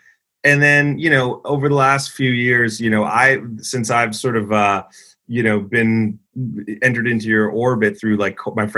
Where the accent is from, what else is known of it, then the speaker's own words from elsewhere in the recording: Canada; As a Canadian